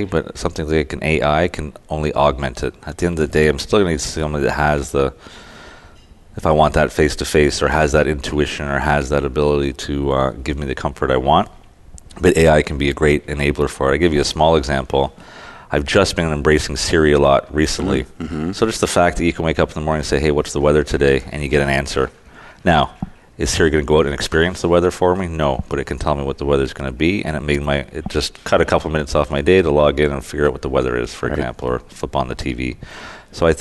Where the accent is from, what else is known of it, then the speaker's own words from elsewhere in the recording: Canada; I'm Canadian.